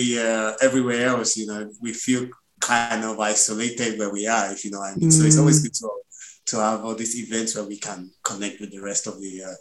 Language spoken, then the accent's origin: English; Lagos, Nigeria; moved away as an adult; also born or lived in England; now in London, United Kingdom; Basically, I was born in England and I grew up in Nigeria. You know, my parents took me back to Nigeria before I was a year old.